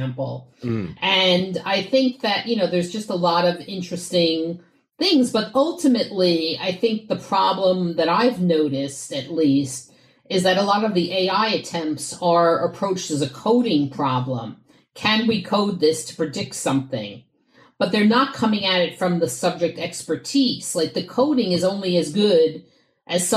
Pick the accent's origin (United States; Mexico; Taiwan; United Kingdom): United States; New York; I grew up in New York in the 80s